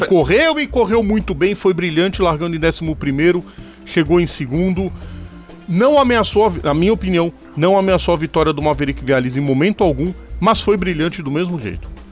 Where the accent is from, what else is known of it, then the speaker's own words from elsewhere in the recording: Brazil; a gente é brasileiro